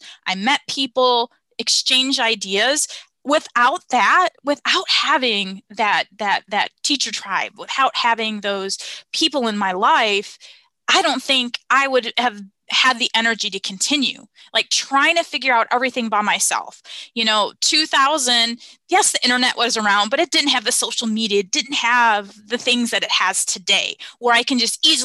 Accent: the Midwest outside of Chicago, Illinois, United States; moved away as an adult; also born or lived in Tampa, Florida / Wisconsin; I grew up in the Midwest outside of Chicago

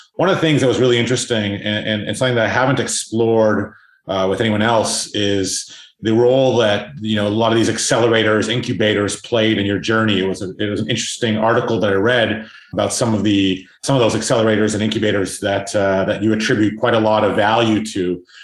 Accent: South Africa; I'm actually South African

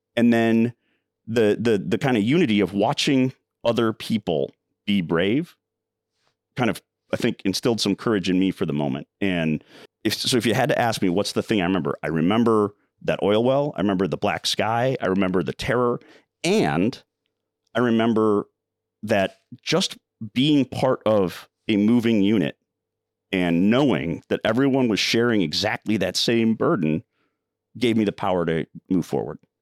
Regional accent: Minnesota, United States; I was from Minnesota

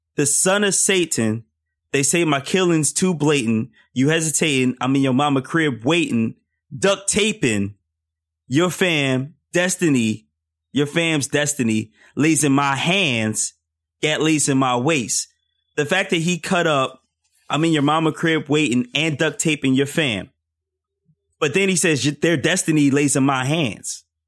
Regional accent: Philadelphia, Pennsylvania, United States; I grew up in Philly

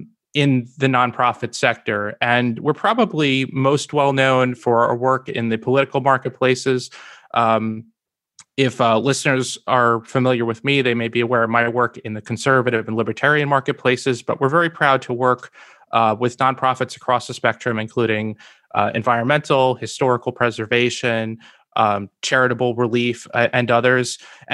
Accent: New Jersey, United States; So I was born and raised in Northern New Jersey, where I still live with my wife today.

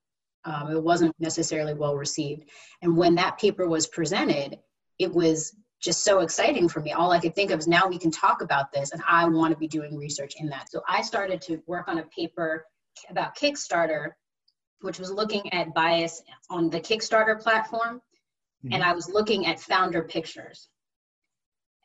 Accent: New Jersey, United States; I'm originally from New Jersey, and I've always loved New York City. I grew up about an hour away from there

